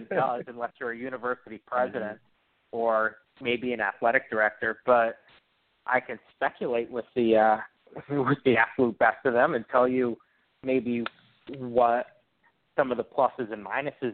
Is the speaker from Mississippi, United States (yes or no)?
no; Connecticut, United States; I grew up in Connecticut, so I was raised a UConn fan